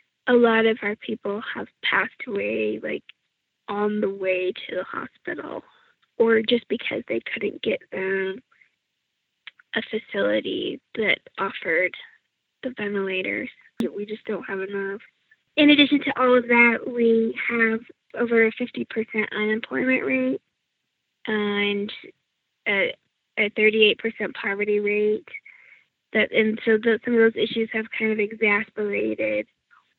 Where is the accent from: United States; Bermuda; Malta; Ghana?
United States; I am from Diné A'a, which is the Navajo word for the Navajo Nation.